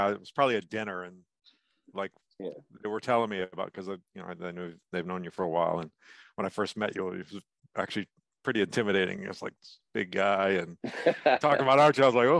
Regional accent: right outside of Boston, Massachusetts, United States; moved away as an adult; also born or lived in Georgia / Italy / Colorado / Oklahoma; now in Raleigh, United States; Grew up in Massachusetts, actually. Right outside of Boston, went to high school up there, and then ended up pretty much moving away after high school.

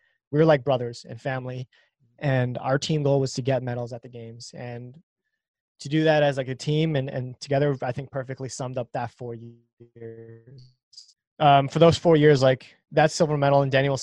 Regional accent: Canada; We're Canadian and we're Canadian speed skaters

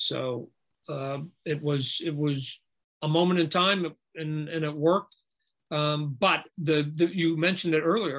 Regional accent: Canada; it's just a Canadian in me. I was born in Canada.

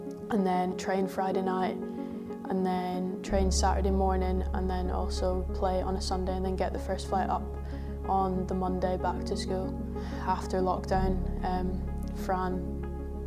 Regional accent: Isle of Lewis, Scotland, United Kingdom; moved away; I grew up in the Isle of Lewis

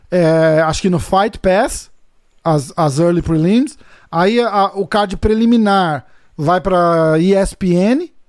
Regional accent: São Paulo, Brazil; moved away; sou de São Paulo, cara. E eu tô é fora.

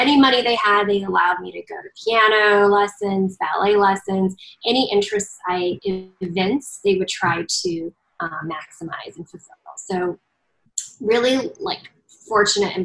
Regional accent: Southern California, United States; also born or lived in Chengdu, China; I grew up in Southern California after moving there when I was 4 and a half.

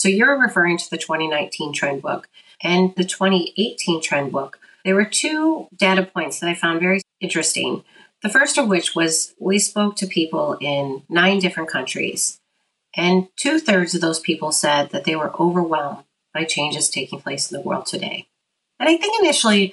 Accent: Detroit, Michigan, United States; I grew up in Metro Detroit

